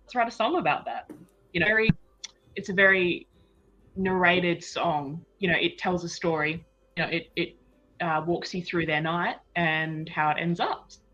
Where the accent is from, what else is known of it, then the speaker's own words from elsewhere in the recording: Western Australia, Australia; moved away as an adult; now in Las Vegas, United States; I'm from Western Australia.